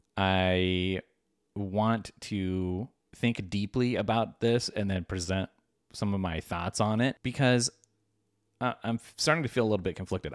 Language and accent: English; United States; as an American